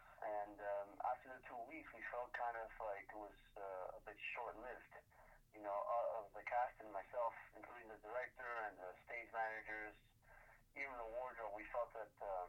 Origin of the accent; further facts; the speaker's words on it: Miami, Florida, United States; I am from Miami, Florida, born and raised.